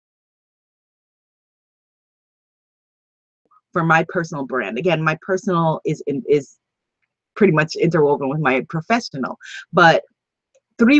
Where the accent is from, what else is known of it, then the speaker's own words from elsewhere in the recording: New York, United States; also born or lived in Guyana (ancestry); although my family is from Guyana, South America, that I am a New York girl. And so I like being a New Yorker